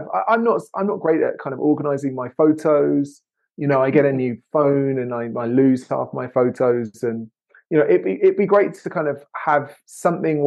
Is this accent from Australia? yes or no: no; England, United Kingdom; now in United States; as an English person living in the US